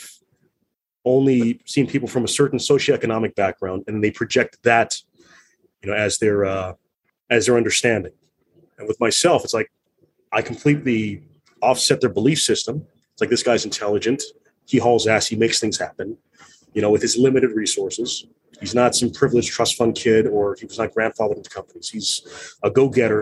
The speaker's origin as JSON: {"language": "English", "country": "United States", "said": "When I'm with my Filipino family, I am Filipino, but I have my other identity and I am pretty American"}